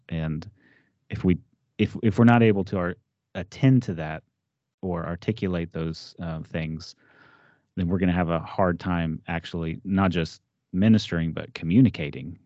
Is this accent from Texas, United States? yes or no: yes; Texas, United States; moved away as an adult; now in Ohio, United States; I grew up in Texas